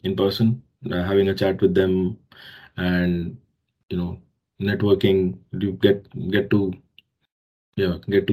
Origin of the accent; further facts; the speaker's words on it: Delhi, India; moved away as an adult; also born or lived in Jalandhar, Punjab, India; now in Australia; I was born in Delhi, India. And I did my, you know, all my schooling. So my graduation from Punjab, Jalandhar, Punjab